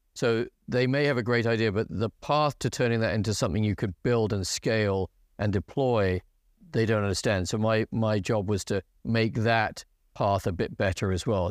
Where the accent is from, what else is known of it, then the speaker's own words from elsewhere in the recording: England, United Kingdom; moved away as an adult; also born or lived in United States; I fell in the English quota